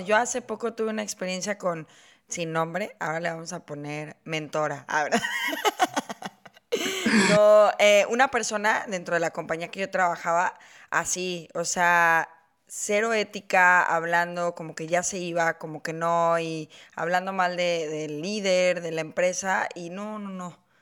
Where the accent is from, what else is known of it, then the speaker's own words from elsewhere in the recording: Mexico; yo que soy mexicana, sí tenemos esta cultura